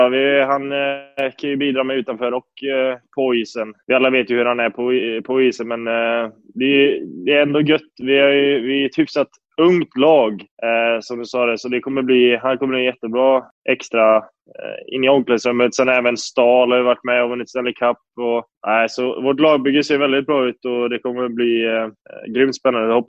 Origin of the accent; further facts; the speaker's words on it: Lidköping, Västra Götaland, Sweden; also born or lived in Gothenburg / Buffalo; Och jag flyttade ju till Göteborg från Lidköping när jag var ung och sen till eh, Buffalo eh, lite senare.